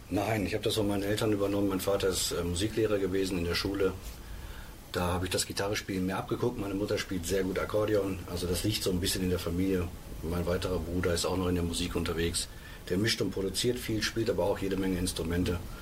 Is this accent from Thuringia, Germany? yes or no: no; Ruhr area, North Rhine-Westphalia, Germany; Ruhrpott ist, mein, ist meine Heimat